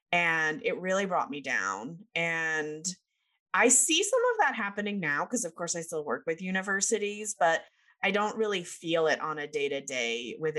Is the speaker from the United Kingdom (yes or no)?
yes; United Kingdom; is being raised British. I know you can't tell because I don't have my accent.